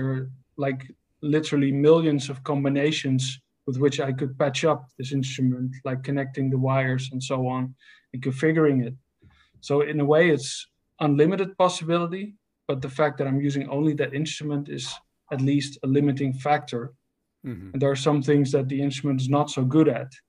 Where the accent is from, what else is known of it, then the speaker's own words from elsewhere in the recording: Netherlands; I'm from the Netherlands